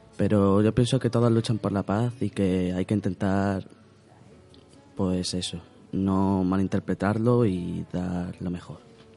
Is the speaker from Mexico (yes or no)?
no; Spain; haya nacido aquí